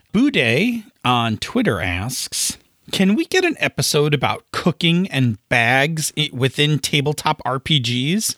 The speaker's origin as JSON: {"language": "English", "town": "Buffalo", "region": "New York", "country": "United States", "said": "I'm from Buffalo"}